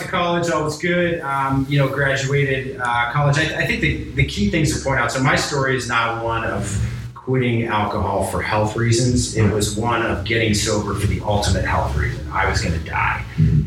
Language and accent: English; Chicago, Illinois, United States; also born or lived in Pittsburgh, Pennsylvania; I grew up in Chicago.